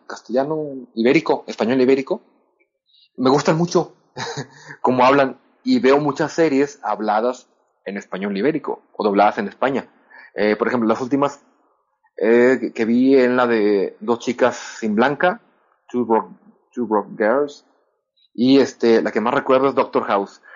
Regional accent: Monterrey, Nuevo León, Mexico; accent: norteño, Monterrey accent; yo hablo como norteño

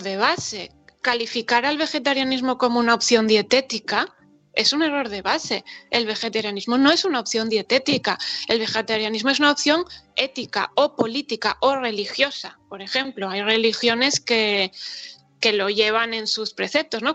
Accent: Spain

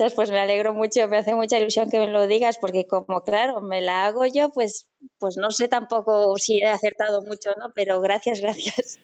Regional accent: Castellón de la Plana, Valencian Community, Spain; soy de Castellón

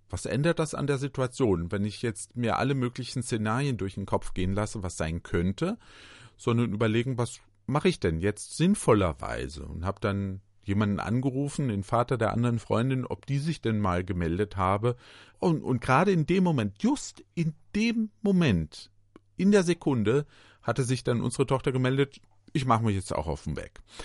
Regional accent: Germany

